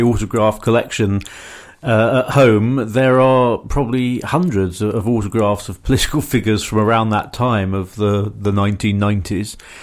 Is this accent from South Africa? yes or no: no; Surrey, South East England, United Kingdom; accent: middle class South of England; I come from Surrey